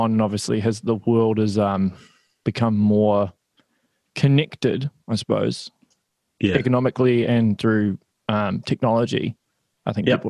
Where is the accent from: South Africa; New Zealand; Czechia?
New Zealand; I'm from New Zealand